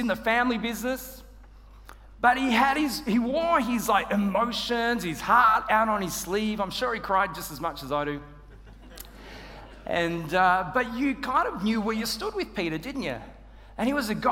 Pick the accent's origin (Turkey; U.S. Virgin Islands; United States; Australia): Australia; moved away; I'm Australian